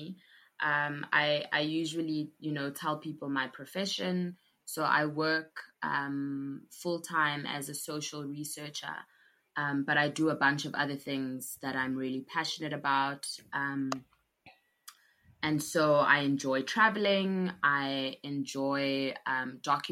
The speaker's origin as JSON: {"language": "English", "town": "Johannesburg", "region": "Gauteng", "country": "South Africa", "tie": "born or raised there", "also_born_or_lived": "KwaZulu-Natal", "said": "I grew up in Johannesburg, but I was born in KwaZulu-Natal"}